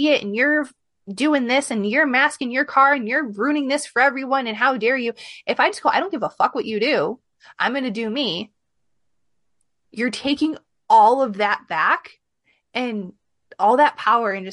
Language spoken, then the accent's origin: English; Midwest, United States; accent: Midwest plus a little bit of Southern; I have this weird mix of Midwest plus a little bit of Southern, like mixed in my colloquialisms and sometimes my accent